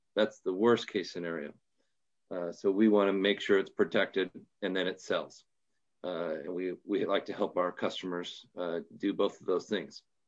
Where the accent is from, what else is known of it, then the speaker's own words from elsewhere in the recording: Portland, Oregon, United States; I'm from Portland, Oregon, uh, the great Northwest, and, um, born and raised here